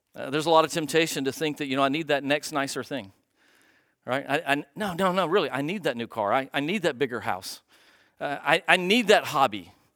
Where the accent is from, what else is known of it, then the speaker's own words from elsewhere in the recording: United States; you and I, as, as, as American Christians